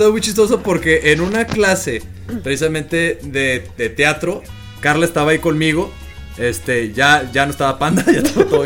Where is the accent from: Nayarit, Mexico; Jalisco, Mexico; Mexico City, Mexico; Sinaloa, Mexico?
Sinaloa, Mexico; accent: norteño; desde entonces hablo como norteño y mucha gente piensa que yo soy del norte. Mucha gente me dice, oye, pienso que no eres de Sinaloa